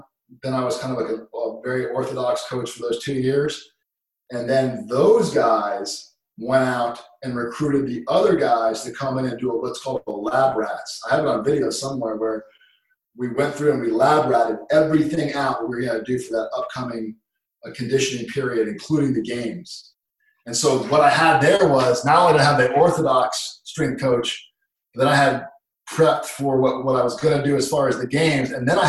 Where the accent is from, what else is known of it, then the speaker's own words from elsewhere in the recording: United States; I'm American for crying out loud.